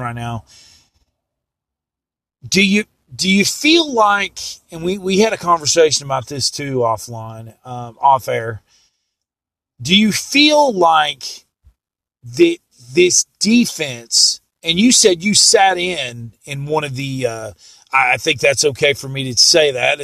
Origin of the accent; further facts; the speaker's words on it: East Tennessee, United States; I grew up in East Tennessee